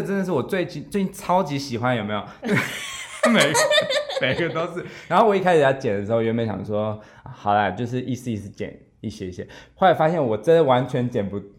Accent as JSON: {"language": "Chinese", "town": "Zhongli", "region": "Taoyuan", "country": "Taiwan", "tie": "born or raised there", "said": "我现在在 总理嘛，我的老家"}